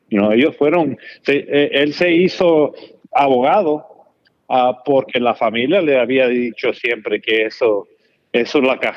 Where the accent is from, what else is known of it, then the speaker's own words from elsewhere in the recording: Dominican Republic; no crecimos you know, jugando pelota, porque somos dominicanos